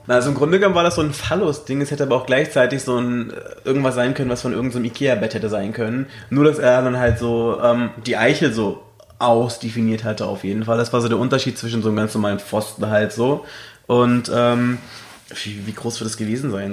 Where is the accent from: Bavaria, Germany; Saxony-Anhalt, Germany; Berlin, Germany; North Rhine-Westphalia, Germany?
Berlin, Germany; ich bin aus Deutschland. Und woher? Berlin